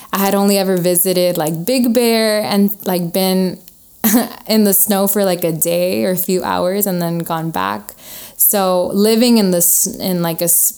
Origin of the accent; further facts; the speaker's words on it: Inglewood, California, United States; also born or lived in Oxnard, California; I was born in Inglewood, raised there for the most part